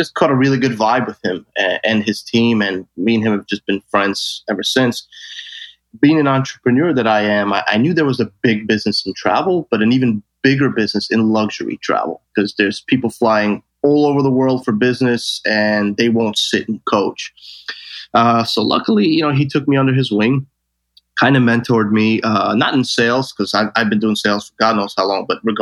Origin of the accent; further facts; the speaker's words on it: New York City, New York, United States; I was born and raised in Brooklyn